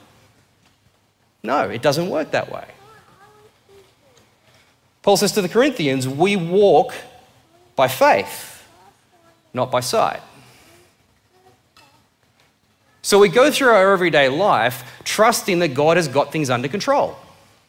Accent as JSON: {"language": "English", "area": "Blue Mountains", "region": "New South Wales", "country": "Australia", "said": "I came from the Blue Mountains"}